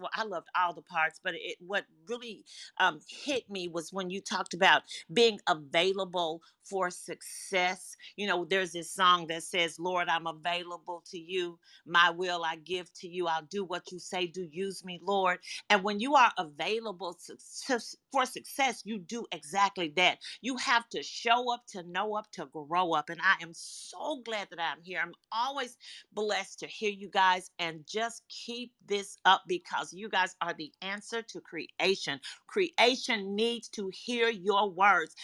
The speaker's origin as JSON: {"language": "English", "region": "Arkansas", "country": "United States", "said": "I'm straight from Arkansas"}